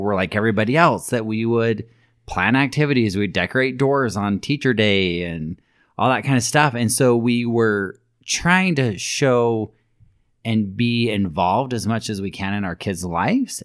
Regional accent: Alpine, Utah, United States; there were several families that I grew up with in Alpine that I went to school with, went to high school, junior high, elementary

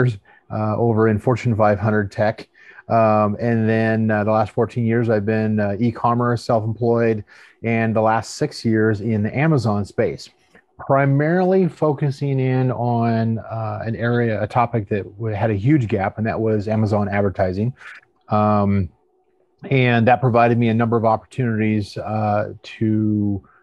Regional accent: outside of Portland, Oregon, United States; moved away as an adult; now in San Antonio, United States; I was born and raised outside of Portland, Oregon

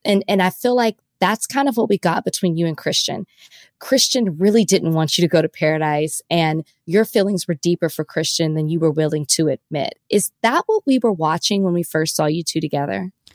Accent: Dallas, Texas, United States; I'm from Dallas, Oak Cliff to be exact

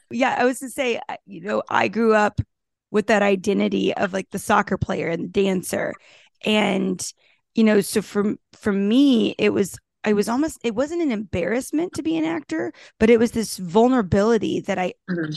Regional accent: Texas, United States; i grew up in texas as the tomboy playing sports

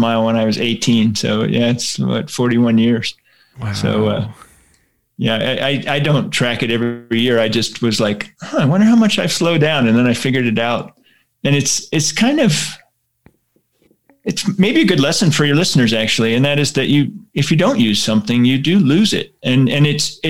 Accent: Pittsburgh, Pennsylvania, United States; moved away; I grew up in Pittsburgh, Pennsylvania

